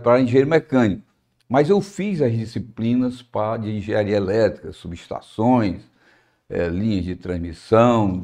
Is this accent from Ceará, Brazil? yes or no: yes; Fortaleza, Ceará, Brazil; eu sou de Fortaleza, de uma família muito estruturada